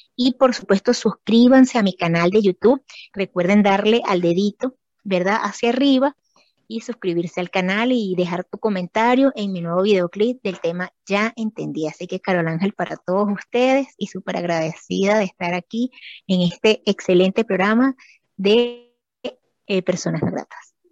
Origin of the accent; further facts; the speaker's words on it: Venezuela; yo soy de Venezuela